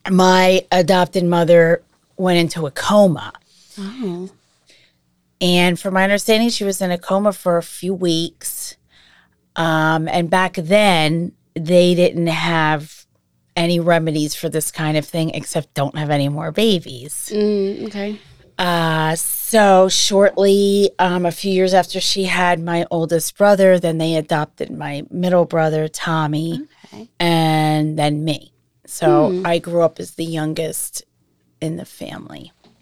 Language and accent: English; Massachusetts, United States; born there; I was born in 1969 in Massachusetts.